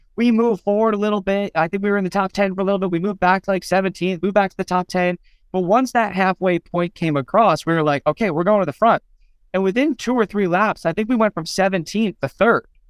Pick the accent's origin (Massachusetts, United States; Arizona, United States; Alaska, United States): Arizona, United States; Phoenix; Phoenix, which is our next race, which is my hometown